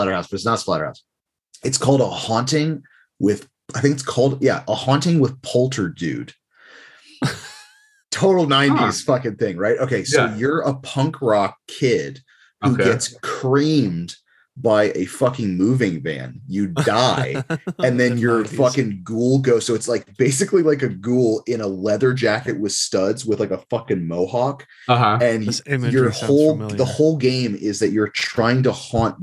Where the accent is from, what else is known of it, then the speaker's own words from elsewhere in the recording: New Jersey, United States; moved away; also born or lived in Livingston, New Jersey; originally from New Jersey.